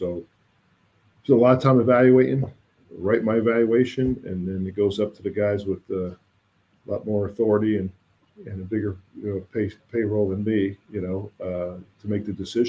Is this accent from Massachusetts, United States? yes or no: no; New Jersey, United States; where I grew up in North Jersey